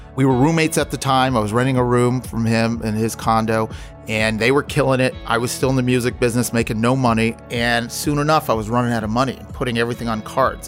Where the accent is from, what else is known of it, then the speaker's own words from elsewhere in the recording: Los Angeles, California, United States; I grew up in the West Side